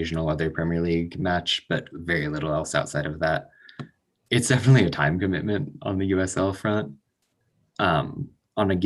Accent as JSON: {"language": "English", "town": "Indianapolis", "region": "Indiana", "country": "United States", "tie": "born or raised there", "said": "I was born and raised in Indianapolis"}